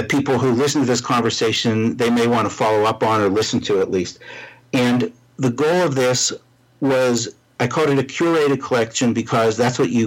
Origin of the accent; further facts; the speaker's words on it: Pittsburgh, Pennsylvania, United States; now in Washington, D.C., United States; I'm from Pittsburgh. I live in the Washington, D.C. area